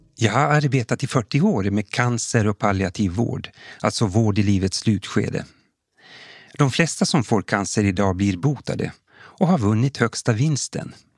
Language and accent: Swedish; Kokkola, Central Ostrobothnia, Finland; now in Sweden; Jag är född och uppvuxen i Gamla Karleby, men bosatt i Sverige sedan många år tillbaka